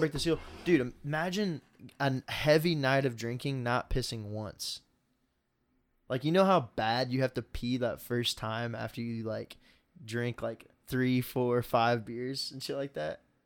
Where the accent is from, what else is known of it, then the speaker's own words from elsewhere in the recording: Indianapolis, Indiana, United States; We're from Indy